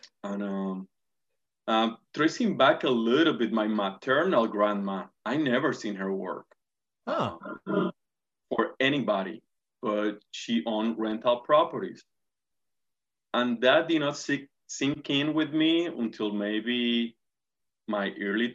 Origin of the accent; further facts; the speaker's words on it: Puerto Rico; English is a second language; moved away as an adult; also born or lived in Tampa, Florida; now in Jacksonville, United States; Pretty much born and raised in Puerto Rico, came to the United States about 15 and a half years ago, right after finishing college in the University of Puerto Rico, relocated to Tampa, Florida